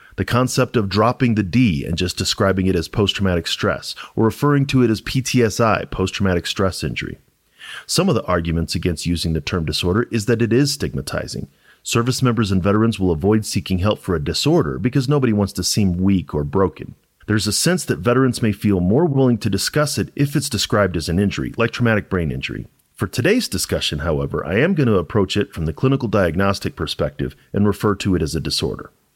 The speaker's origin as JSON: {"language": "English", "town": "St. Louis", "region": "Missouri", "country": "United States", "moved": "as an adult", "lives_now": "Colorado, United States", "said": "I'm originally from Saint Louis, Missouri, and I joined the military a week after I graduated high school"}